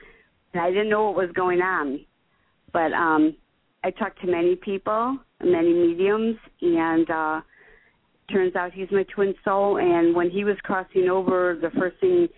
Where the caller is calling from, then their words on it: Chicago, Illinois, United States; Chicago, Illinois.